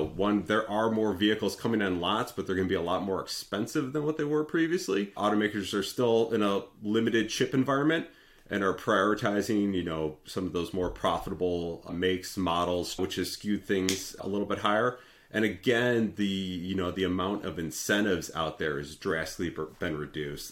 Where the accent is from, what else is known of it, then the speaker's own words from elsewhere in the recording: Detroit, Michigan, United States; I'm from the Detroit area